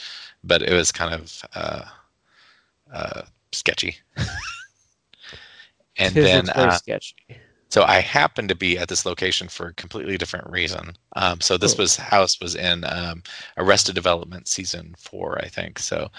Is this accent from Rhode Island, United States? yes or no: no; Nebraska, United States; I'm from Nebraska. I don't know these things.